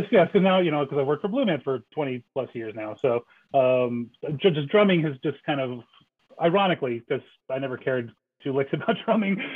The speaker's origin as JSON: {"language": "English", "region": "New Jersey", "country": "United States", "tie": "born or raised there", "said": "I grew up in New Jersey"}